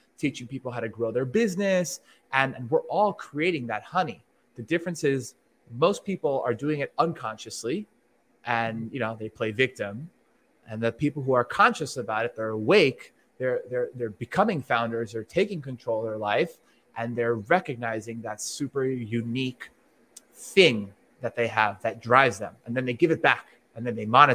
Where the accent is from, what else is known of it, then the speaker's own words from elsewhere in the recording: Miami, Florida, United States; I'm from Miami